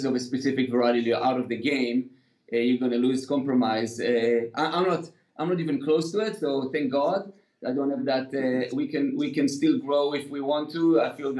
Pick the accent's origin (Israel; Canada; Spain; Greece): Israel; also born or lived in United Kingdom; now in California, United States; I grew up in Israel